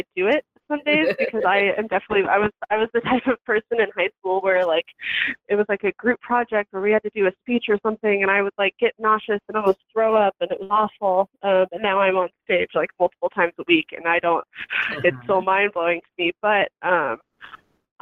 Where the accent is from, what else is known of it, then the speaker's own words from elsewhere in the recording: Johnson County, Kansas, United States; I grew up in Kansas. So, you know, I'm a Midwest girl at heart. And I really, I don't know. I grew up in Johnson County